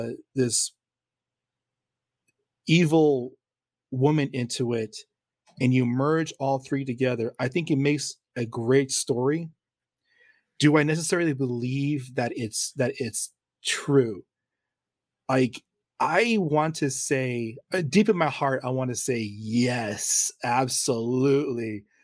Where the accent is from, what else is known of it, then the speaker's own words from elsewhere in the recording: San Antonio, Texas, United States; also born or lived in Poteet; You know, because I grew up in San Antonio and Poteet.